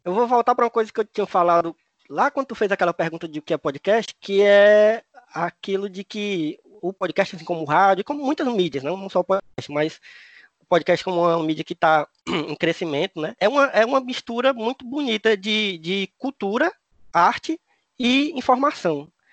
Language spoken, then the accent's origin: Portuguese; Cariri, Ceará, Brazil; accent: Cariri; o sotaque deles parece mesmo com o meu, né? Lá do Cariri